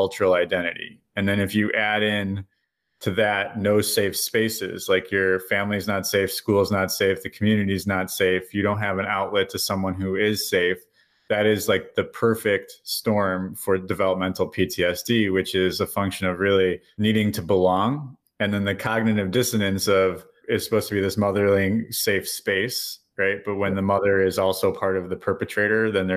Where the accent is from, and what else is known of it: Chicago, Illinois, United States; moved away as an adult; now in New Zealand